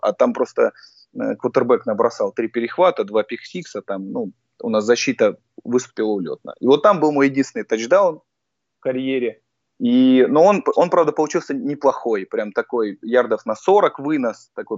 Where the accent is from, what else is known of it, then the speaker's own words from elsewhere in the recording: Voronezh, Voronezh Oblast, Russia; moved away as an adult; now in Krasnodar, Russia; когда жил в Воронеже, сам я просто из Воронежа, а переехал в Краснодар в 2015 году